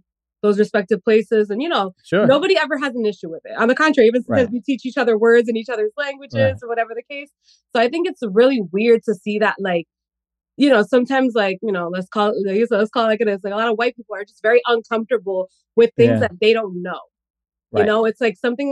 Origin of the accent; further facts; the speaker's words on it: New Jersey, United States; I come from, you know, the area that I'm from, you know, New Jersey, very diverse area.